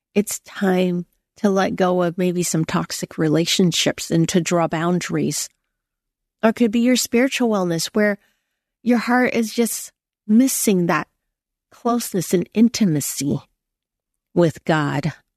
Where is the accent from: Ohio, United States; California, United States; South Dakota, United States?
California, United States; San Francisco; moved away; I went back to Chinatown in San Francisco, and that was where I was born